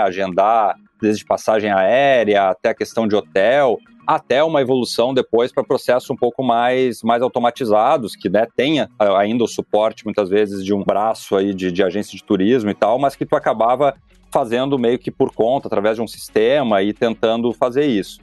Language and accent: Portuguese; Taquara, Rio Grande do Sul, Brazil; accent: gauchês; moved away as an adult; also born or lived in São Paulo / Portland, United States; retornei à minha cidade natal, né, eu, te, eu, moro em Taquara